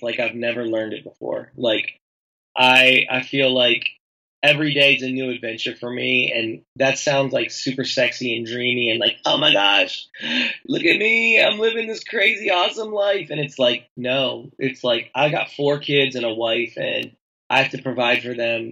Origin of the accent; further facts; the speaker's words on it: Tennessee, United States; I'm from Tennessee. We do a lot of fire pits around here.